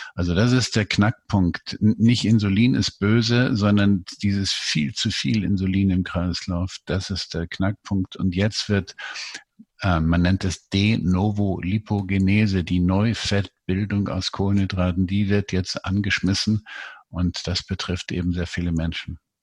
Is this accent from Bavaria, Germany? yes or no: yes; Munich, Bavaria, Germany; ich bin äh, Münchner